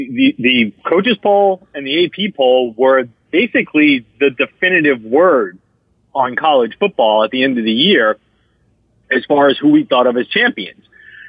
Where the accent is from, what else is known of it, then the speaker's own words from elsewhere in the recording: Queens, New York, United States; I had, when I was young, and I grew up in Queens, and had my father didn't give much care about college football.